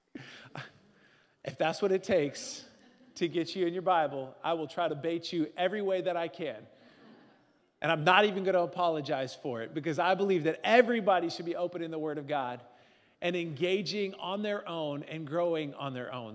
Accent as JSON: {"language": "English", "region": "Northern Midwest", "country": "United States", "said": "we're Northern Midwesterners"}